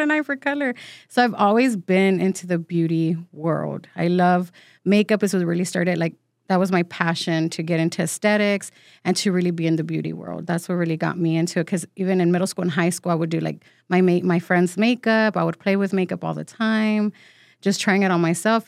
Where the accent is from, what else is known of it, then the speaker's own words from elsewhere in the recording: San Antonio, Texas, United States; first language Spanish; English is a second language; also born or lived in Mexico; born and raised